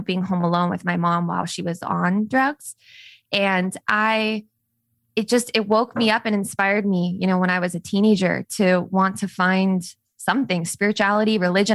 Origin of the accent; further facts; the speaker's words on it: Las Vegas, Nevada, United States; I grew up in Las Vegas